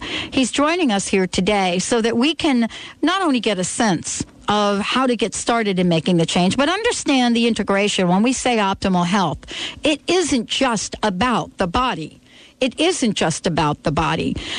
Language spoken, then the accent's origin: English; New York, United States; I grew up in New York